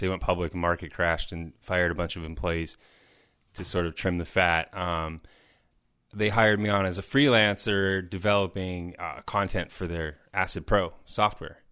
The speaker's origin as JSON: {"language": "English", "town": "Chicago", "region": "Illinois", "country": "United States", "tie": "born or raised there", "also_born_or_lived": "Madison", "said": "I was living in I don't know, six different places in Chicago. Tha, that's my hometown"}